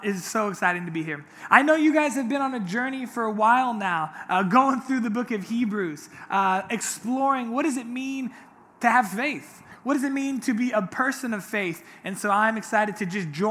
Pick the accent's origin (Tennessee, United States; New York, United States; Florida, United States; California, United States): California, United States; Orange County; I grew up here in Orange County my whole life